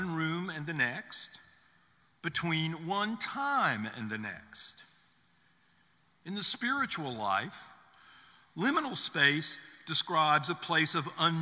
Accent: the South, United States; I grew up in the South in the 50s

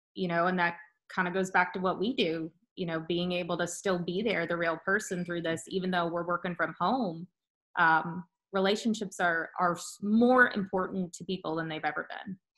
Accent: Bradenton, Florida, United States; moved away as an adult; also born or lived in Tallahassee, Florida; now in Winston-Salem, United States; We are from the Bradenton, Sarasota area of Florida originally.

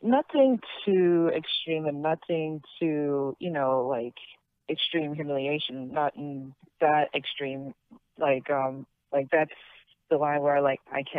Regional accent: Florida, United States; also born or lived in Passaic, New Jersey; I was born in New Jersey, but I was raised in Florida

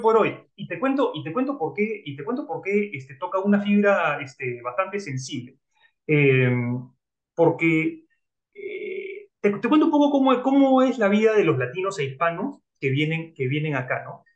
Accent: Lima, Peru; yo soy de Lima, Perú.

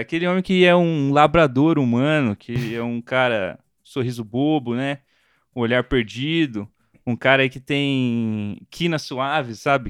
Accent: Brazil; como brasileiro

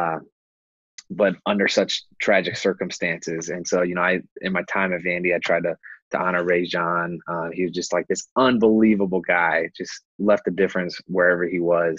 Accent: Indianapolis, Indiana, United States; I grew up in Indianapolis, Indiana

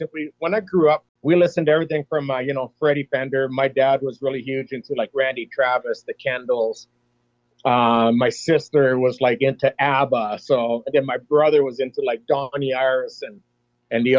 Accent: Peace River, Alberta, Canada; also born or lived in McLennan, Alberta; grew up in Peace River from 79 till the time I graduated in 87

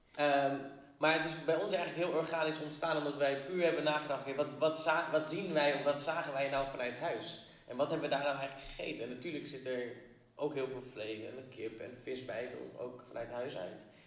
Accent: Alkmaar or Schagen, North Holland, Netherlands; also born or lived in Kurdistan; wij zijn gevlucht vanuit Koerdistan. Niet gezamenlijk, maar vier aparte gezinnen. Eh, allemaal terechtgekomen in ehm, Alkmaar of Schagen. Ehm, daar elkaar gevonden, samen opgegroeid

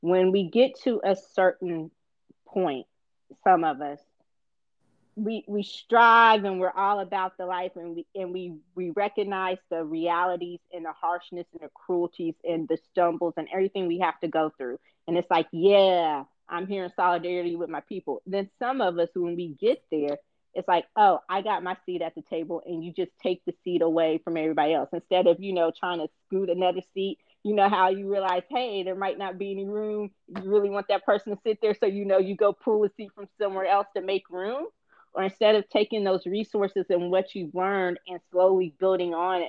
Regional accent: South Carolina, United States; You cannot tell me as a Black man growing up in South Carolina that racism doesn't exist.

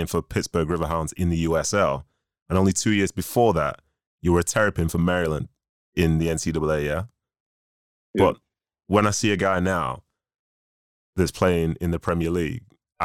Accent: Manchester, North West England, United Kingdom; also born or lived in Nigeria; I'm actually from Manchester. So I was born in Nigeria. I was raised in Manchester nearly 30 years now

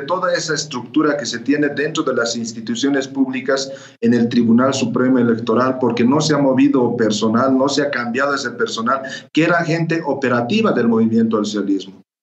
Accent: Bolivia; como bolivianos

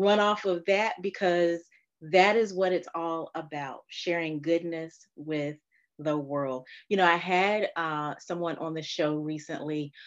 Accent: Fayetteville, North Carolina, United States; now in Richmond, United States; I am a North Carolina girl and Raleigh is right up the road from where I'm actually from, which is Fayetteville, North Carolina

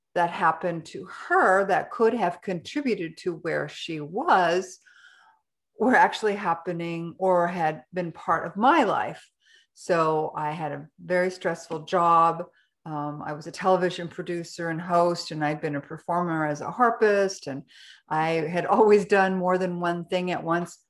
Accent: Canada; now in Ecuador; I'm a Canadian, but I live in Ecuador

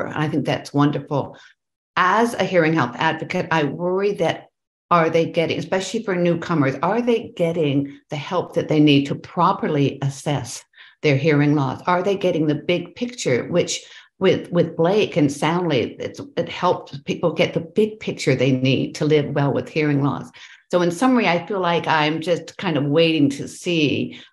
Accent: Canada; I am a Canadian hearing health advocate

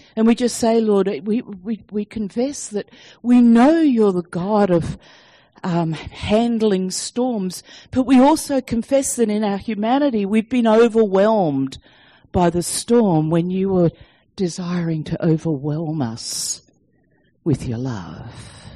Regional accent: Sydney, New South Wales, Australia; moved away as an adult; now in Denver, United States; our accent doesn't sound like American. So, we, yes, we are from Sydney, Australia, but we are now living in Colorado and Denver

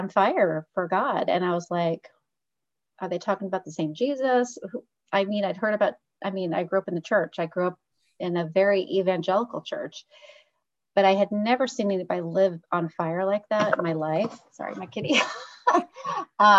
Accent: Muncie, Indiana, United States; moved away; I grew up in Muncie, Indiana

